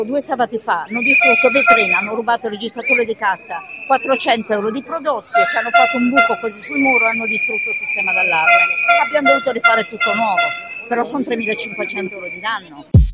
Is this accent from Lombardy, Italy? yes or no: yes; Milan, Lombardy, Italy; moved away; also born or lived in Florence; da milanese, da milanese